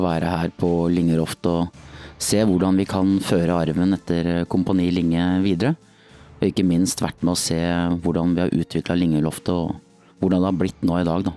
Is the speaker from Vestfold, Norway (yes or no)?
yes; Nøtterøy, Vestfold, Norway; i annen Nøtterøy speidergruppen på Nøtterøy der jeg vokste opp